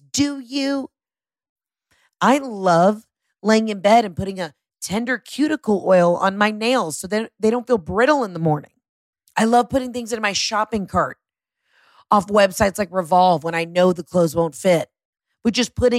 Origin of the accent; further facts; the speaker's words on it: Atlanta, Georgia, United States; I'm from Atlanta.